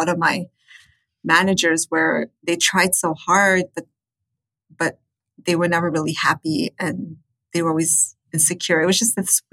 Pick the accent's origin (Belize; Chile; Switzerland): Chile; also born or lived in United States; now in Canada; I'm from Chile, but I lived extensively in the States and now I live in Canada